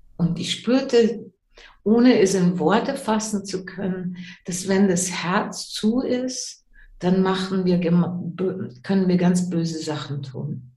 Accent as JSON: {"language": "German", "country": "Germany", "tie": "born or raised there", "also_born_or_lived": "English-speaking countries", "moved": "yes", "said": "Ich bin in Deutschland geboren, deswegen erinnere ich mich noch an die deutsche Sprache."}